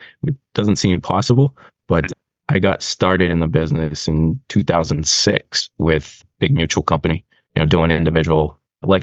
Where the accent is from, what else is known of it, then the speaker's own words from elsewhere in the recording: Boston, Massachusetts, United States; I grew up in Dorchester, which is the largest section of Boston